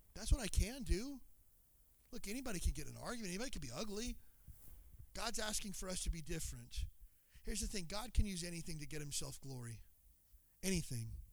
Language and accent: English; Kentucky, United States; moved away as an adult; I grew up in Kentucky, but I'm from here. I haven't lived in Kentucky since I was 18.